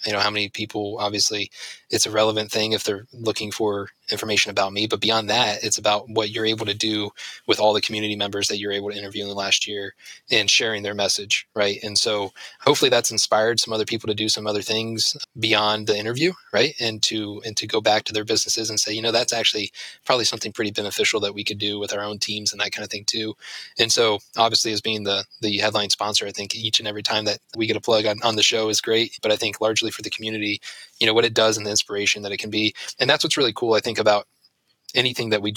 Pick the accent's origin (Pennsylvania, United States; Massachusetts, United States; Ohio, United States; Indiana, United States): Ohio, United States; Ashland; I grew up in Ashland, went to school in Ashland and everything else.